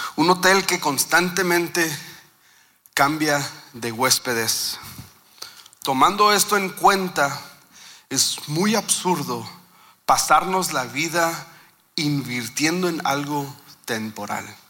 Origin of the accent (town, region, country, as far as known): Mexico